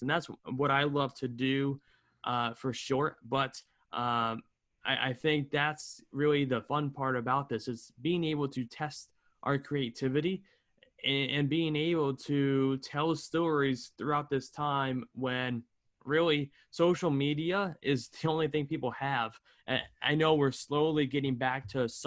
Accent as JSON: {"language": "English", "town": "Albany", "region": "New York", "country": "United States", "also_born_or_lived": "North Carolina", "said": "I'm from Albany, New York area"}